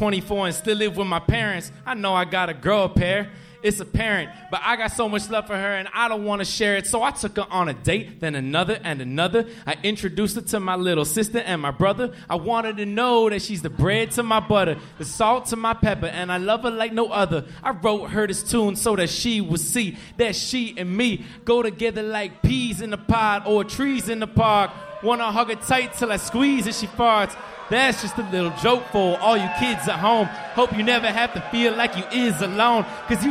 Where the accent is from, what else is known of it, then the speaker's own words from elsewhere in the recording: Miami, Florida, United States; I'm from Miami